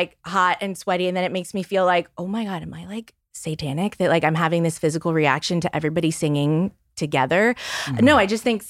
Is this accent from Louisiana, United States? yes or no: yes; New Orleans, Louisiana, United States; I was raised Catholic. I'm from New Orleans, so a super Catholic city.